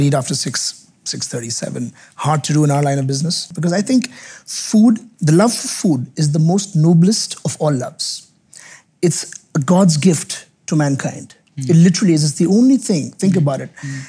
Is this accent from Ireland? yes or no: no; Delhi, India; Grew up in Delhi.